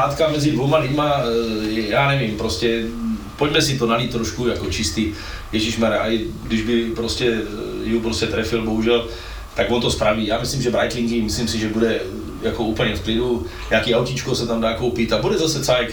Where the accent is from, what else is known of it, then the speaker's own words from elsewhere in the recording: Brno, South Moravian Region, Czechia; my v Brně